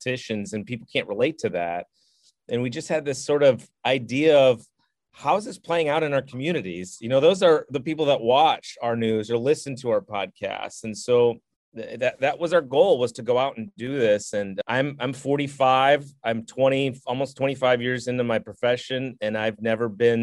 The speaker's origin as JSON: {"language": "English", "region": "Minnesota", "country": "United States", "also_born_or_lived": "Eureka, California", "moved": "as an adult", "lives_now": "Charlotte, United States", "said": "I'm from Minnesota"}